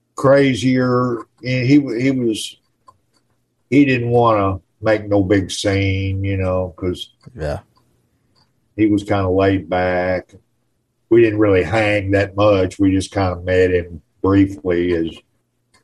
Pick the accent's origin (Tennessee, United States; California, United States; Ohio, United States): Tennessee, United States; outside of Nashville; also born or lived in Memphis, Tennessee; I grew up around outside of Nashville